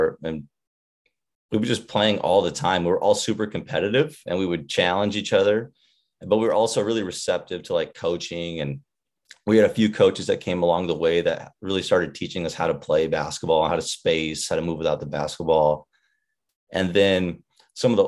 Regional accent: Irrigon, Oregon, United States; I grew up in a small pocket in northeastern Oregon, a little town, farm town, pretty much called Irrigan, Oregon

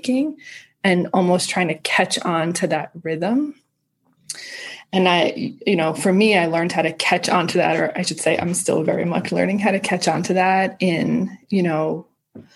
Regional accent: outside of New York, United States; I grew up in outside of New York.

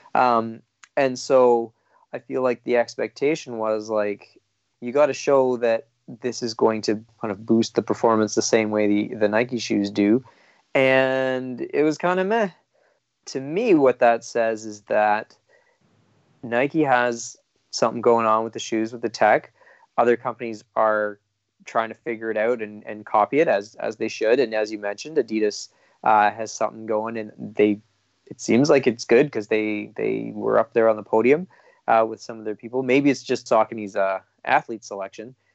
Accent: Canada

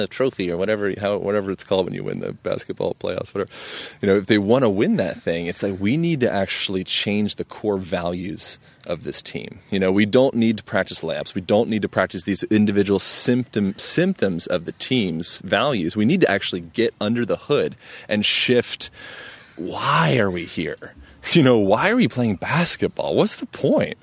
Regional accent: Lancaster, Pennsylvania, United States; moved away; I was born in Pennsylvania

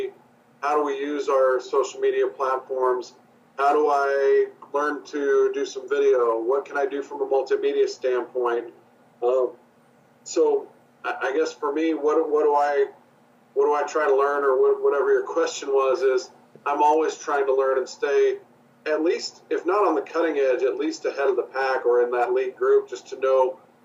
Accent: Midwest, United States; I'm from the Midwest and spent a lot of time near Kansas City.

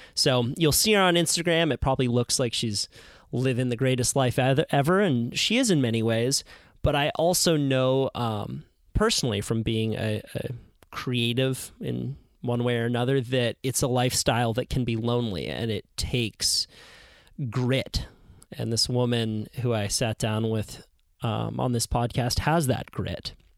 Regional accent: Santa Cruz, California, United States; I grew up in Santa Cruz

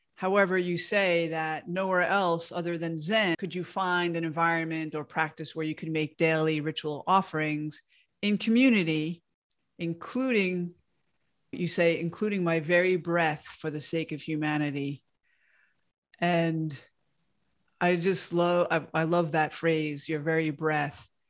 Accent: outside of the Bronx, New York, United States; moved away; I moved away from my hometown outside of the Bronx in New York.

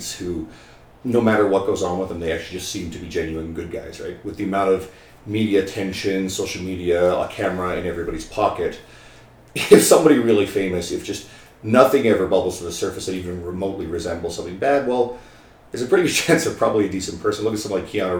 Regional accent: St. John's, Newfoundland and Labrador, Canada; moved away as an adult; now in Edmonton, Canada; I grew up in Newfoundland. St. John's, Newfoundland is home

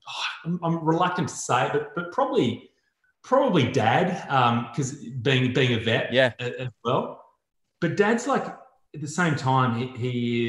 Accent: Newcastle, New South Wales, Australia; I grew up in Newcastle

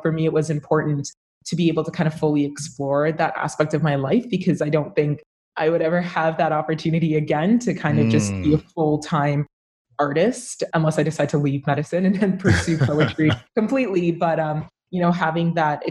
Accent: Brampton, Ontario, Canada; also born or lived in Ottawa; I was born in Ottawa, and I was raised in Brampton, Ontario

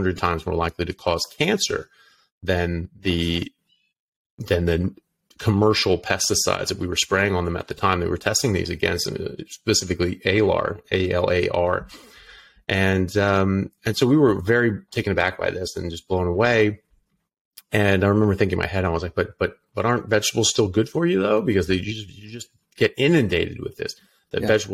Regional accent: United States; moved away as an adult; also born or lived in United Kingdom / Ireland; now in Australia; I'm an American doctor. I'm currently practicing in Australia

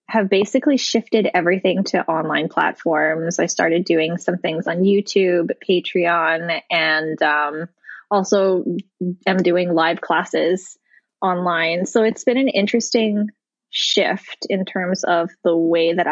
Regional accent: Hawaii, United States; moved away; also born or lived in New York / Colorado; I grew up in Hawaii where, you know, basically as an Asian person, I am part of the majority

